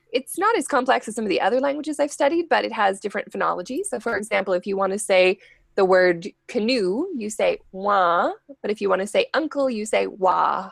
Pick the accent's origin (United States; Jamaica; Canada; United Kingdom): Canada; I'm Canadian, so as a Canadian, you start taking French from kindergarten